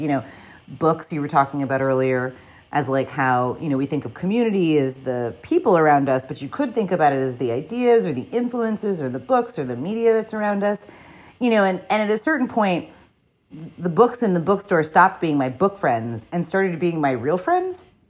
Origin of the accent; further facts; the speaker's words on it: New Jersey, United States; I am a person from New Jersey